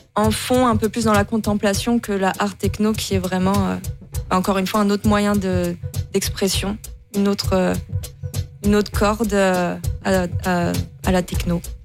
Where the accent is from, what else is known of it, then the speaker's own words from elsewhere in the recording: the North, Hauts-de-France, France; moved away as an adult; now in Toulouse, France; À la base, je viens du Nord. Ça fait 10 ans que j'habite à Toulouse